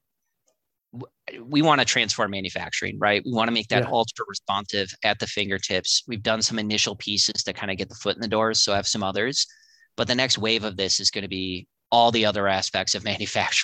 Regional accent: Waukesha, Wisconsin, United States; We grew up in Waukesha, which is kind of a salt of the earth town

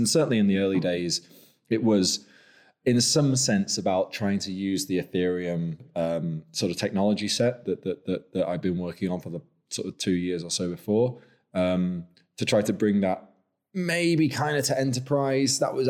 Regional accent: Lancaster, North West England, United Kingdom; moved away; also born or lived in York; I'm actually from Lancaster, from the other Rose. So a bit of a traitor to my birthplace, really.

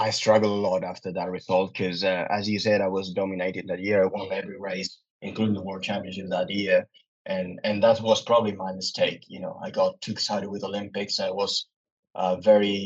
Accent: Pontevedra, Galicia, Spain; Pontevedra, which is my hometown

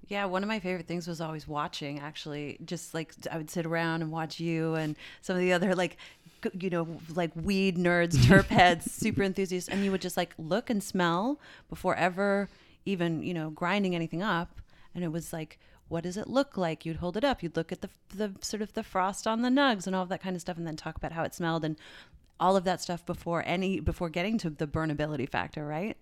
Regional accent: St. John's, Newfoundland and Labrador, Canada; moved away; in retail shops like in my hometown

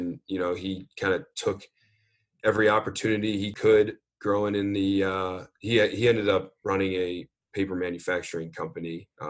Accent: Midwest, United States; I was from the Midwest, and then I was out on the East Coast for college.

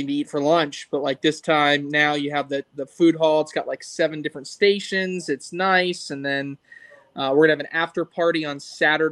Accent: Charlotte, North Carolina, United States; also born or lived in Clemson, South Carolina; I grew up in the Charlotte, North Carolina area.

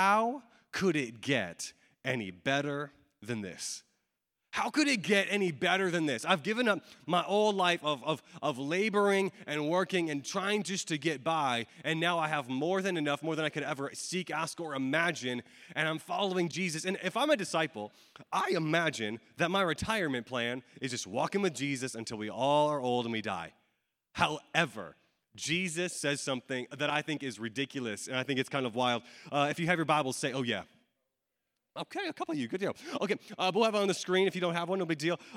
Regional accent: Atlanta, Georgia, United States; I'm from Atlanta, Georgia

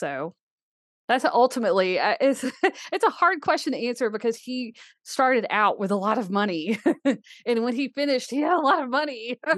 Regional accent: Birmingham, Alabama, United States; I grew up in Birmingham, Alabama. I never touched a horse until I was 15

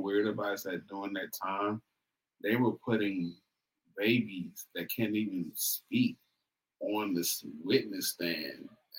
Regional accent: West Coast, United States; I'm from the West Coast

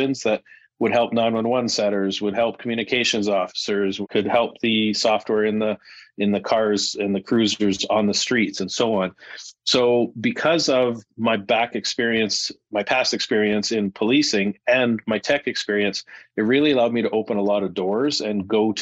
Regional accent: Regina, Saskatchewan, Canada; moved away as an adult; also born or lived in Calgary, Canada; now in Airdrie, Canada; I came to Calgary about 10 years ago. And before that, born and raised in Regina.

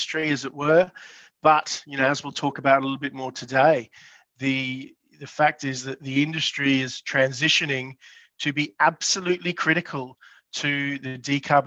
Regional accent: Brisbane, Queensland, Australia; also born or lived in Mount Isa; I'm originally from Brisbane

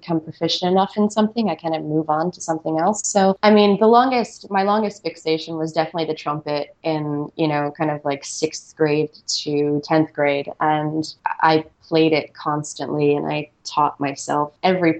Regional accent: United States; I grew up right outside of New York City

